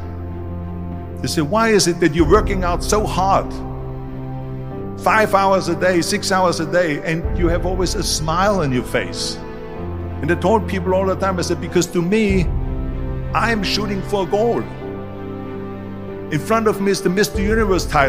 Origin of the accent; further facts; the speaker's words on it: Austria; moved away; I was born in 1947 in Austria after the Second World War